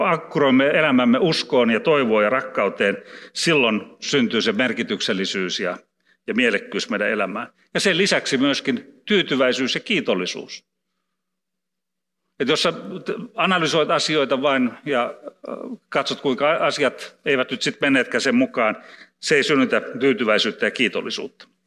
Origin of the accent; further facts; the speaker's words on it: Karelia, Finland; en osaa sanoa, kun olen karjalainen, onneksi en puhu vieraita kieliä.